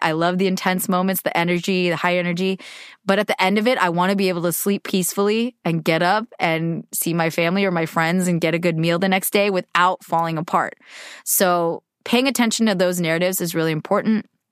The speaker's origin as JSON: {"language": "English", "country": "United States", "said": "I'm Asian American"}